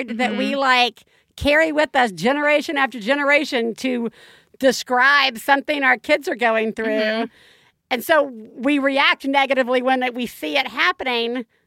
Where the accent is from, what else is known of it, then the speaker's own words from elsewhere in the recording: the South, United States; moved away; I grew up in the South.